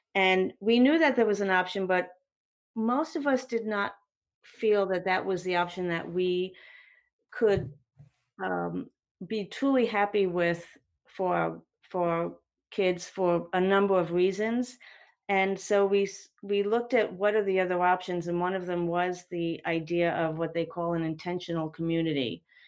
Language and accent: English; New Jersey, United States; now in North Carolina, United States; I'm not from North Carolina, but New Jersey